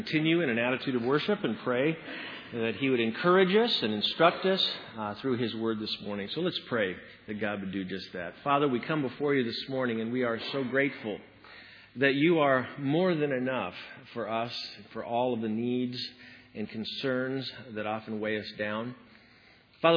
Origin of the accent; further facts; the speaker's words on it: Washington, United States; my home state of Washington